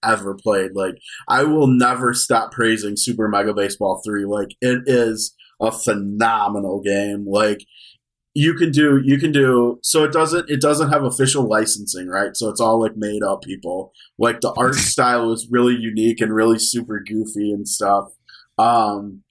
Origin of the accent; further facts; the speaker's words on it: Wisconsin, United States; I'm from Wisconsin